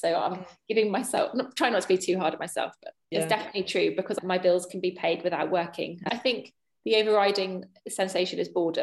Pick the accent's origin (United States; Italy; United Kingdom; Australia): United Kingdom; England; as an English person